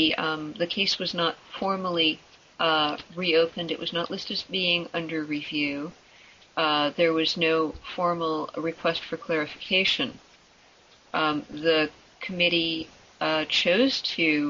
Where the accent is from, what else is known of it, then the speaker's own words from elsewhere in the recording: United States; as an American